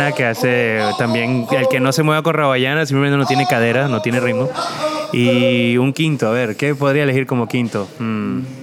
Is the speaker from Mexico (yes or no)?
no; Venezuela; accent: Venezuelan; now in Lyon, France; escuché por mi acento, soy venezolano